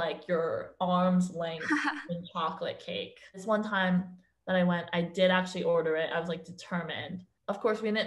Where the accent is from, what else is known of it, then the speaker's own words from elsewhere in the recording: Tenafly, New Jersey, United States; now in New York, United States; I'm originally from New Jersey, actually, the small town called Tenafly, and it's only 20 minutes away from New York City